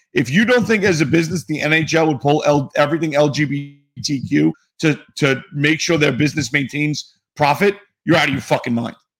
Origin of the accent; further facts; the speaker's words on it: New York City, New York, United States; I'm from New York City